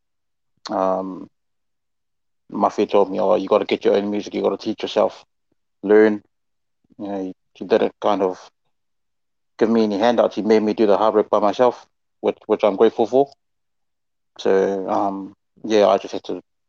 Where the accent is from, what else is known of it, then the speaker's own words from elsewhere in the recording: Papakura, Auckland, New Zealand; I grew up in Papakura